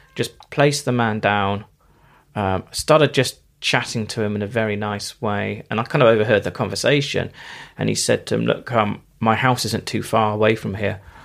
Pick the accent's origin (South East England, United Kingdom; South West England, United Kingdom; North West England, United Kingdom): South West England, United Kingdom; Bristol; I'm from North Somerset, uh, Bristol originally